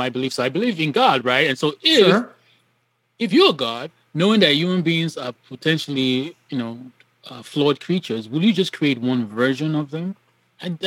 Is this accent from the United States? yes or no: no; Nigeria; moved away as an adult; I grew up in Nigeria and came here, for I think it was 2002 for college